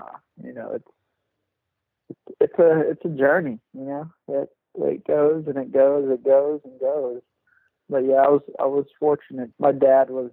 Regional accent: South Texas, United States; I grew up just here in Texas, South

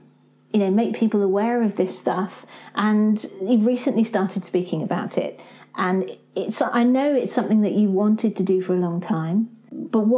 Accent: United Kingdom; being British

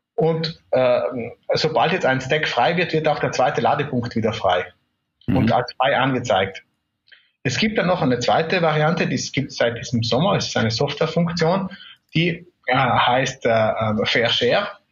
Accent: South Tyrol, Trentino-Alto Adige, Italy; also born or lived in Munich; Ich äh, bin in Südtirol äh, geboren und aufgewachsen

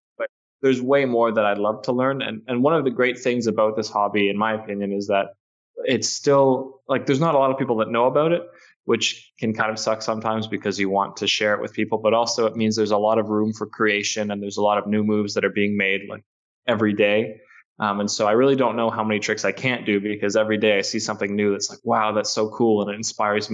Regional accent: Toronto, Ontario, Canada; I'm from Toronto

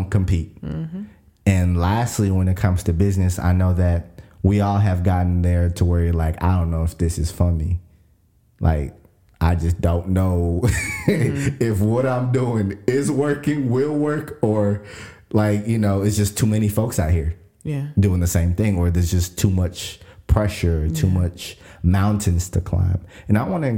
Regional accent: Kenya; moved away; I was African and I was like, I'm from Kenya.

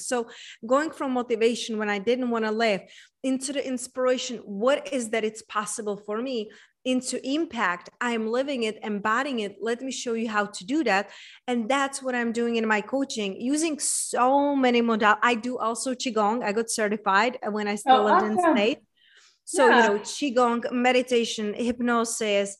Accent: Czechia; also born or lived in United States; now in Tulum, Mexico; I was raised and born in Czech Republic

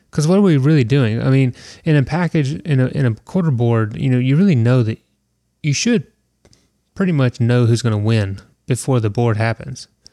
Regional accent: Southeast, United States; I am from the Southeast

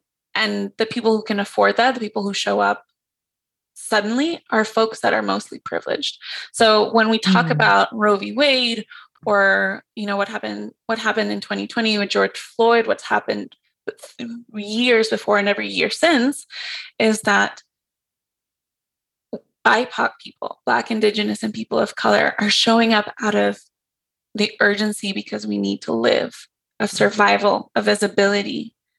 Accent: Mexico; And so I'm from Mexico. There's indigeneity there.

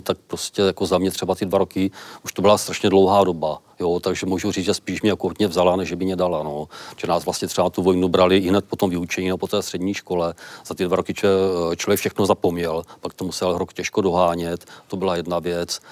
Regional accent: South Moravian Region, Czechia; u nás na Jižní Moravě

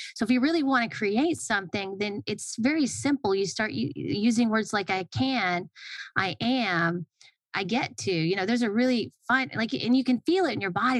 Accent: Atlanta, Georgia, United States; I grew up in Atlanta

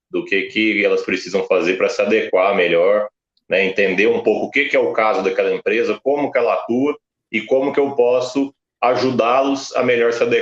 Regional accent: São Paulo, Brazil; now in Uberlândia, Brazil; Eu sou de São Paulo, capital, né, nasci lá, é, cresci ali a parte da infância, mas eu já estou aqui em Uberlândia, Minas Gerais

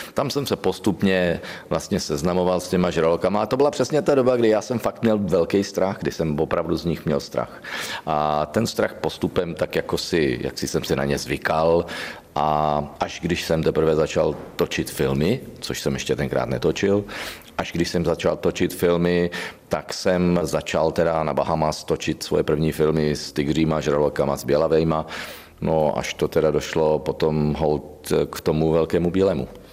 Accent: Znojmo, South Moravian Region, Czechia; znojemská okurka, je to prostě moje rodné město, tam, kde jsem započal svoji pouť

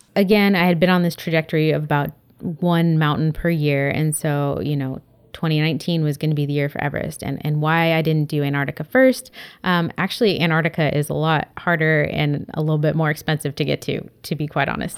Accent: San Diego, California, United States; now in Berkeley, United States; I grew up in San Diego, California. So I was a beach kid

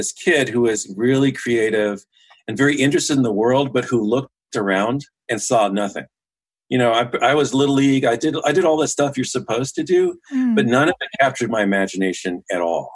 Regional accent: Los Angeles, California, United States; I'm born and raised in Los Angeles

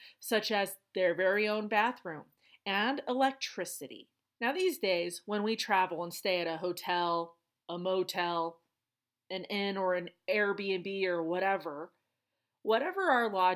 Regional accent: Colorado, United States; my home state

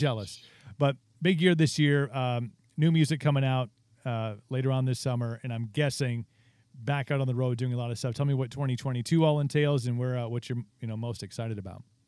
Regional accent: Wisconsin, United States; we're from Wisconsin, and, like, drinking is just, like, our thing

